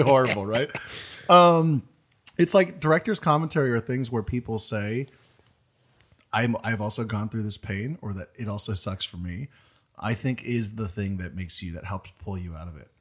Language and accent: English; East Coast, United States; moved away; I'm from the East Coast